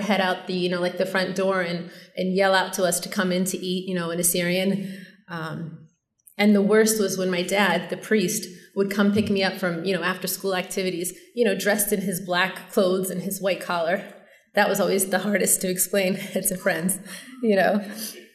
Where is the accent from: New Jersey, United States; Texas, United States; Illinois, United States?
Illinois, United States; Chicago; moved away as an adult; now in Long Island, United States; I was born in Chicago, and I lived there all through high school and then eventually moved to Long Island with my family